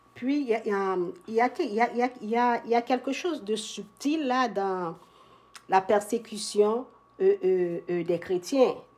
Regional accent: Haiti; moved away as an adult; also born or lived in Montreal, Canada / Toronto, Canada; now in Ottawa, Canada; je suis originaire d'Haïti. je, suis arrivée à Montréal en 1994

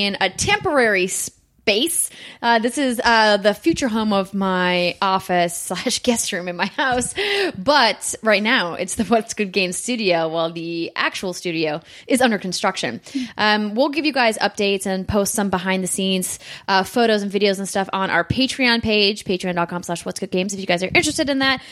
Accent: Fargo, North Dakota, United States; moved away; Fargo, my hometown

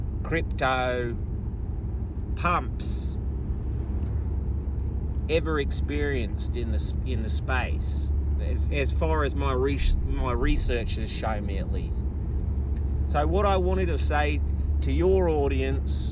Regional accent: Perth, Western Australia, Australia; my hometown of Perth in Australia. Western Australia, to be specific.

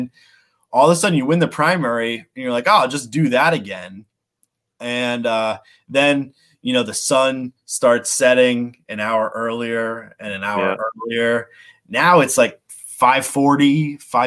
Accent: Cranston, Rhode Island, United States; now in Warwick, United States; I grew up in Cranston

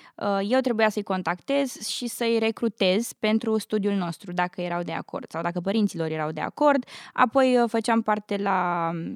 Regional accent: Urziceni, Ialomița County, Romania; moved away as an adult; also born or lived in Bucharest; now in United States; am copilărit în Urziceni, la undeva la 60 de kilometri de București, până la 10 ani.

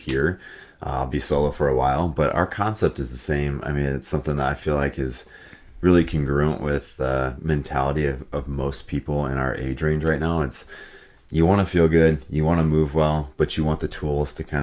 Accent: Iowa, United States; moved away as an adult; also born or lived in Atlanta, Georgia / Chicago; now in Minneapolis, United States; I am from Iowa. Grew up there, born and raised.

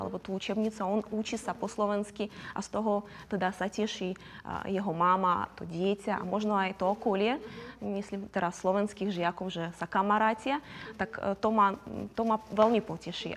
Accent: Crimea, Ukraine; Slovak is a second language; moved away as an adult; now in Slovakia; Ja som z Krymu, som z rodiny

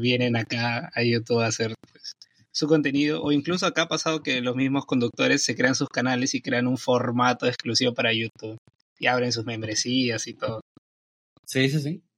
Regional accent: Peru; yo soy de Perú

